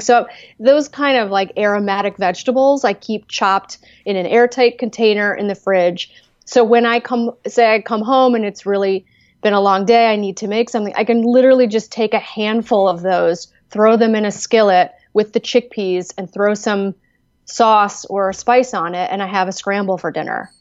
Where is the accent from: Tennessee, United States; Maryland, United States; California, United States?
Maryland, United States; Gaithersburg; moved away as an adult; also born or lived in Chicago; now in West Virginia, United States; I did grow up in Maryland